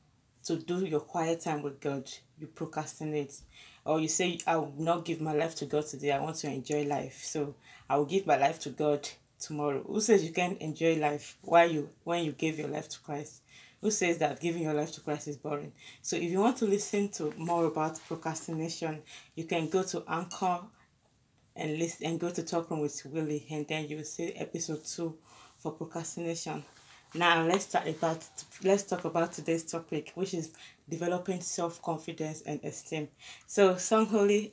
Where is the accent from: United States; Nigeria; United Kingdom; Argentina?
Nigeria; Ondo; I was from Ondo State too